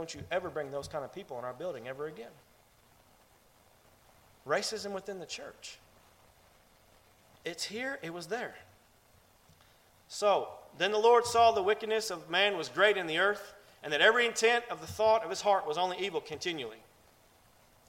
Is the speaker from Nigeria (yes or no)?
no; Ohio, United States; I'm from Ohio